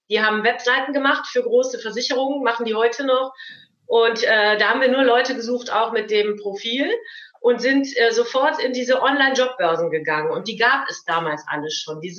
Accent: Cologne, North Rhine-Westphalia, Germany; ich bin aus dem Kölner Raum

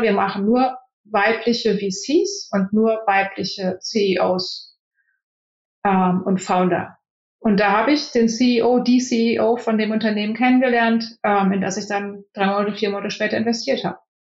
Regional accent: Germany; moved away as an adult; now in Silicon Valley, United States; Als Deutscher

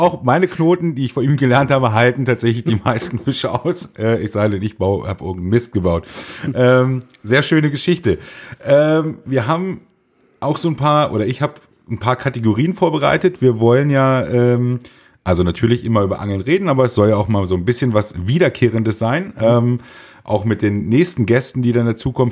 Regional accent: Einbeck, Lower Saxony, Germany; Wir kommen aus Einbeck

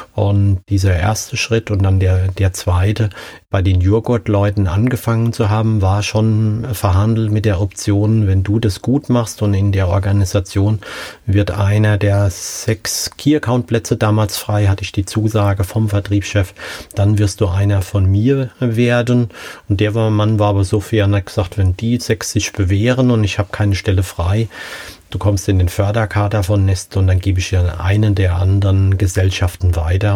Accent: Hesse, Germany; ich als Hesse

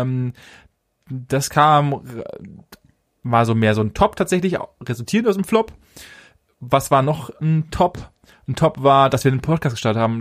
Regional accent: Germany; bei uns bei uns in Deutschland

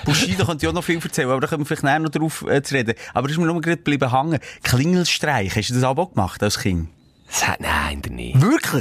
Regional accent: Bern, Switzerland; also ich bin in der Stadt Bern aufgewachsen. Ja, Aglo.

